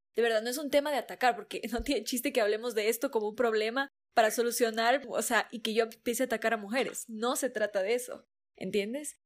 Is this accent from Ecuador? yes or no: yes; Ecuadorian coast, Ecuador; yo soy costeña